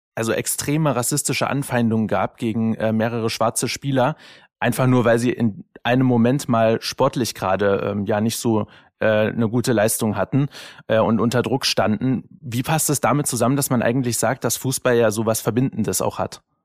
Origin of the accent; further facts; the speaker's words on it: Dresden, Saxony, Germany; bin ja in Dresden geboren. Ich darf das als gebürtiger Sachse